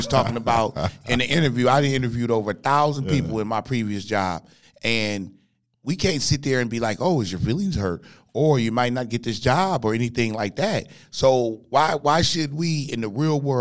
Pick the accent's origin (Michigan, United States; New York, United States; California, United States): California, United States; Compton; I grew up in Compton, California. I went to like 13 elementary schools